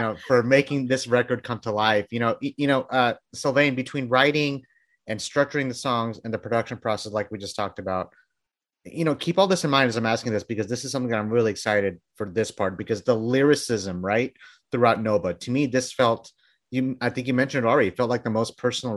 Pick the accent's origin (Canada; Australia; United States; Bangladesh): Bangladesh; I'm from Bangladesh